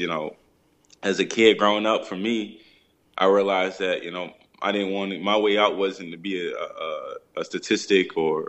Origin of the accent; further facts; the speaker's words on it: Philadelphia, Pennsylvania, United States; growing up in Philly for me, it was a challenge.